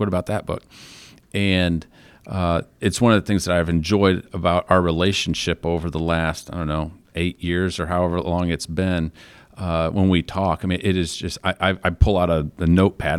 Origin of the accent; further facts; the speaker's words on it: Flint, Michigan, United States; moved away; I was from Flint, Michigan